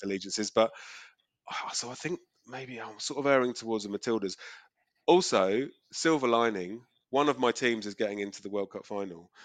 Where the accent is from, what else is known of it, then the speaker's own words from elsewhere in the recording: England, United Kingdom; moved away as an adult; now in Australia; think of myself as English.